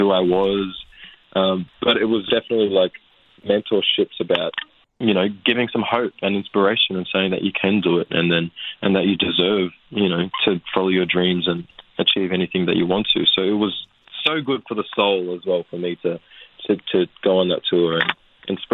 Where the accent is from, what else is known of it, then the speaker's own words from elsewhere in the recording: Moama, New South Wales, Australia; moved away; also born or lived in Portland, Victoria; Growing up in Moama was obviously different